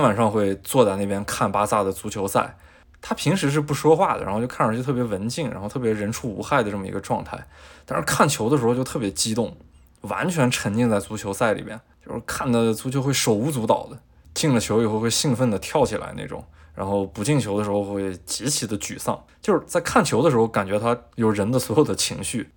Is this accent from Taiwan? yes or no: no; China; 我是中国人